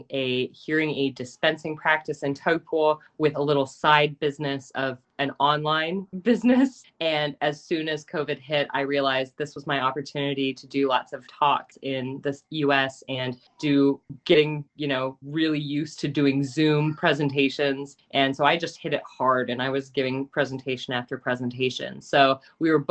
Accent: Kansas, United States; moved away as an adult; also born or lived in New Zealand; now in Sunshine Coast, Australia; I am originally from Kansas. I lived in New Zealand for 9 years, and now I live in the Sunshine Coast in Australia.

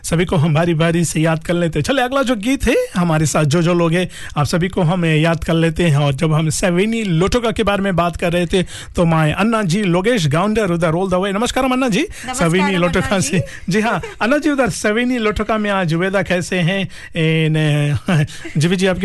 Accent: Saweni, Western Division, Fiji; now in Auckland, New Zealand; हैं जी हमारे गांव के ये सवेनी

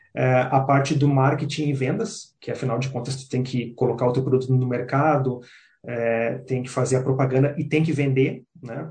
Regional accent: Porto Alegre, Rio Grande do Sul, Brazil; moved away as an adult; now in New Zealand; sou de Porto Alegre, da região sul do Brasil.

